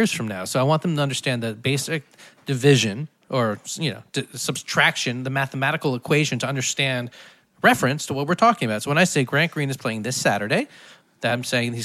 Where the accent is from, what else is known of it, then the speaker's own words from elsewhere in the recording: Fort Lauderdale, Florida, United States; I grew up in Fort Lauderdale.